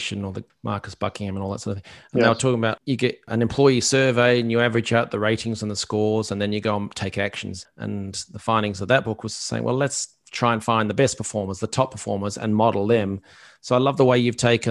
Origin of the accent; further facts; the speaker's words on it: Australia; I'm an Australian